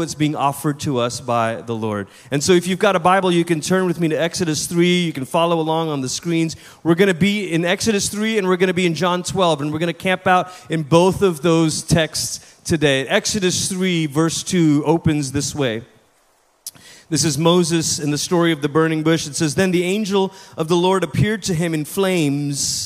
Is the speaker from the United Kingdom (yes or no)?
no; Malaysia; first language English; moved away as an adult; also born or lived in Portland, Oregon, United States; now in United States; I'm originally from Malaysia. That's where I'm from. That's where I was born. That's where I grew up.